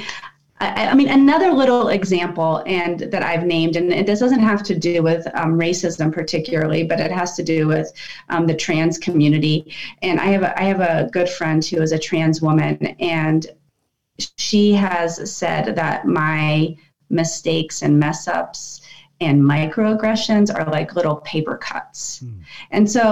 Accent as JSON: {"language": "English", "town": "Washington", "region": "District of Columbia", "country": "United States", "tie": "born or raised there", "said": "I grew up in Washington, D.C. in that part of the world."}